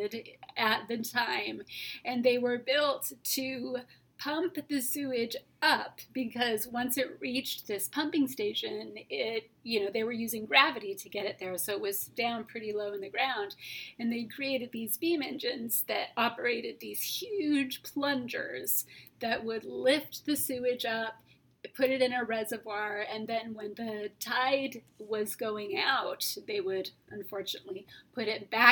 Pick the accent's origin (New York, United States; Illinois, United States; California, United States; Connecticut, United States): California, United States; I'm from California